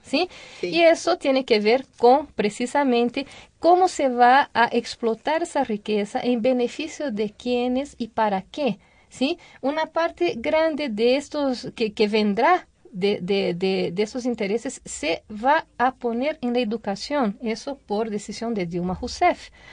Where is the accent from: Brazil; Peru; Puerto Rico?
Brazil; Spanish is a second language; now in Mexico; como brasileña